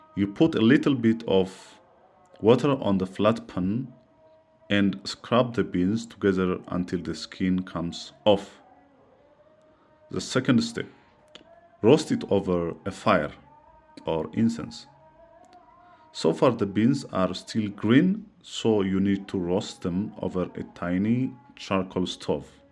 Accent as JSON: {"language": "English", "country": "Ethiopia", "said": "from Ethiopia."}